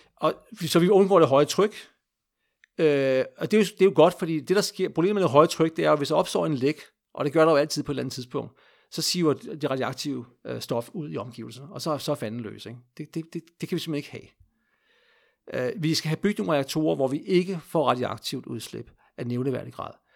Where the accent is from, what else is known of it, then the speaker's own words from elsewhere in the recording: Denmark; vi som danskere